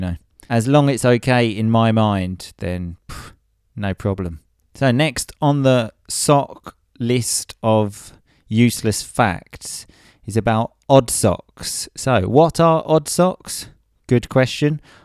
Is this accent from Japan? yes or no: no; England, United Kingdom; I'm English